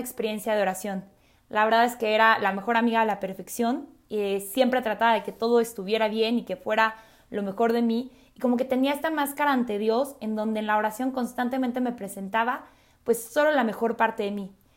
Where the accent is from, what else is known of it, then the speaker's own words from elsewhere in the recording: Mexico City, Mexico; also born or lived in Mérida; soy de la Ciudad de México